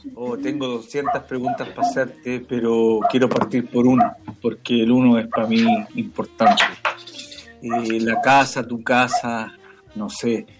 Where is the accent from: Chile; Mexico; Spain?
Chile; also born or lived in Canada; como chilenos